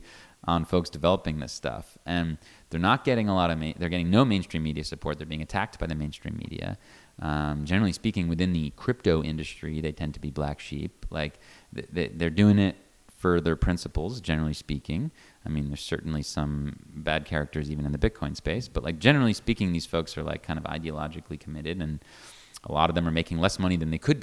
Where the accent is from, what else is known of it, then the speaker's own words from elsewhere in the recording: United States; an American